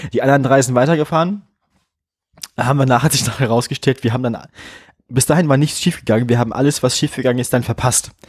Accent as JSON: {"language": "German", "region": "Bremen", "country": "Germany", "moved": "yes", "said": "als Bremerin"}